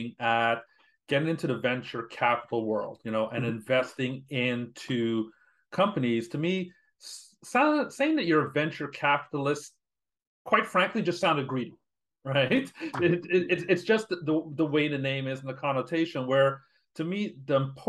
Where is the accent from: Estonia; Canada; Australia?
Canada; being Canadian, my networks are here